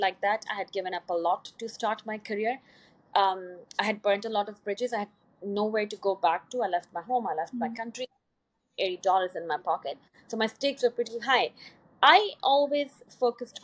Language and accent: English; Pakistan; moved away as an adult; also born or lived in Poland; I was from Pakistan